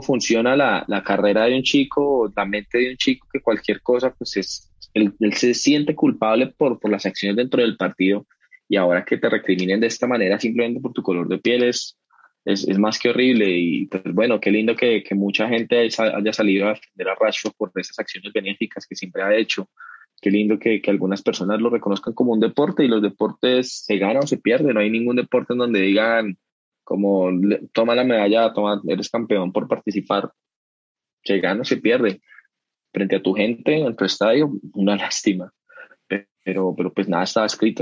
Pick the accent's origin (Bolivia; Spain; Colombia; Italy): Colombia; como lo digo yo como colombiano